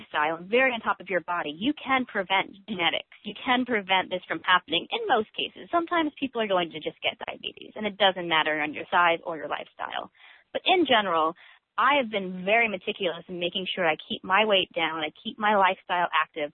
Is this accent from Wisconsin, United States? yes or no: no; Atlanta, Georgia, United States; moved away as an adult; also born or lived in New York City, United States; now in San Diego, United States; I was born in New York City and raised in Atlanta, Georgia, and I've been living in sunny San Diego for the past 5 years